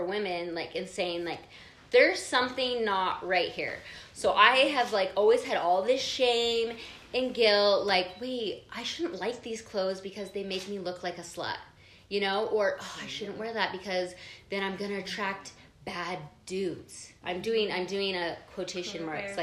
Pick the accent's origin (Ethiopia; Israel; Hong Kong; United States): United States; Provo, Utah; I grew up in Provo